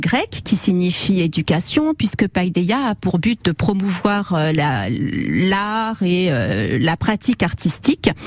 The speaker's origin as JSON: {"language": "French", "region": "Corsica", "country": "France", "said": "quand on est corse, on a tous dans nos villages un cousin"}